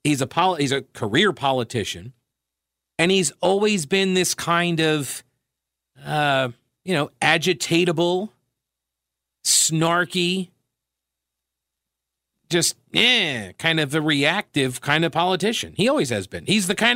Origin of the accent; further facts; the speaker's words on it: Long Island, New York, United States; I grew up on Long Island. I can attest lots of people take the train to work